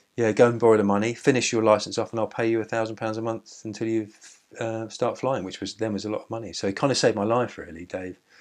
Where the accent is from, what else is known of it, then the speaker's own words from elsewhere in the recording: Seaford, South East England, United Kingdom; also born or lived in Brighton / Lewes; I came from Seaford and I used to go out in Brighton